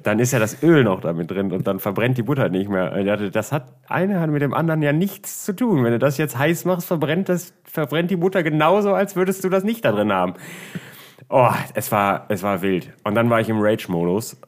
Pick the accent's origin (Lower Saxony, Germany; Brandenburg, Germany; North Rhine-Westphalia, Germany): North Rhine-Westphalia, Germany; Düsseldorf; bei uns in Düsseldorf